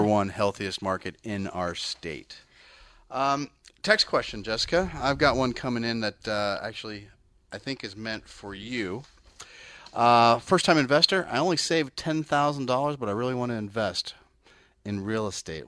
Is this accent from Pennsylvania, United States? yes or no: no; Bay Area, California, United States; I'm actually from the Bay Area